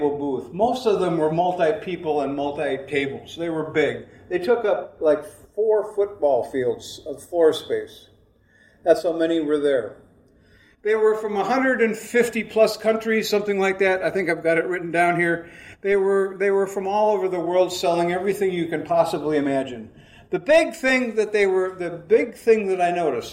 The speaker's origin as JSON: {"language": "English", "country": "United States", "said": "I was from America."}